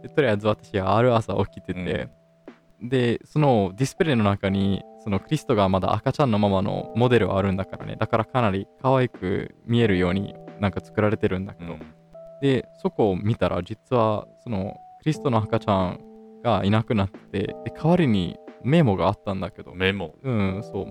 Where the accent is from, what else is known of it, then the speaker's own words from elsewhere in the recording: Italy; イタリア人として